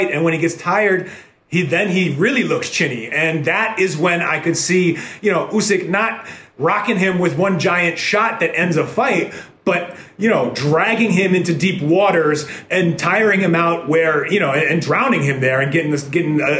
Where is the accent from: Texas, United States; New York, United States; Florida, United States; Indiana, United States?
New York, United States; New York City; grew up in the 90s when new york was a little grittier